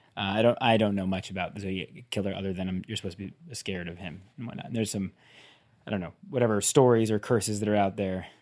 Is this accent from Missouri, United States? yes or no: no; between San Francisco and Sacramento, Northern California, United States; I grew up in Northern California